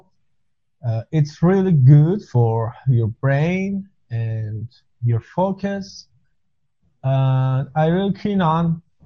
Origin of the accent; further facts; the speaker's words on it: Iran; I come from Iran